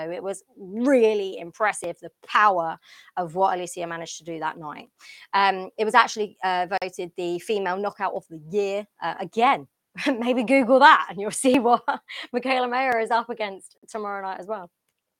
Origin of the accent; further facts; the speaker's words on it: London, United Kingdom; And obviously, I'm from London. I'm from the UK.